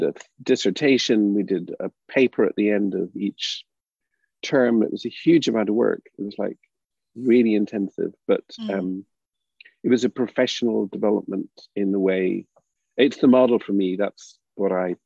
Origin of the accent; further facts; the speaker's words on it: Derry, Northern Ireland, United Kingdom; moved away; also born or lived in Bristol, England / United States; I grew up in Derry